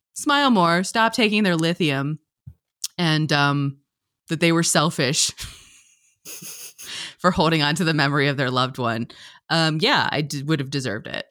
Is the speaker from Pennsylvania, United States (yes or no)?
yes; Pennsylvania, United States; I'm from Pennsylvania